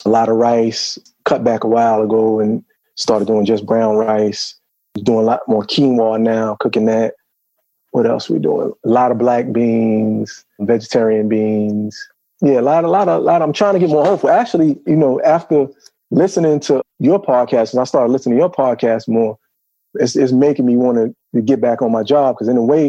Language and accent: English; New York City, New York, United States; moved away as an adult; now in Atlanta, United States; I'm from Brooklyn